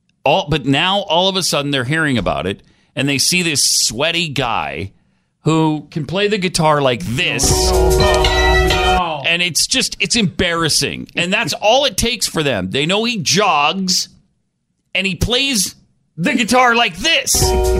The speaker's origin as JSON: {"language": "English", "region": "Texas", "country": "United States", "said": "And all Texan. I am so Texan."}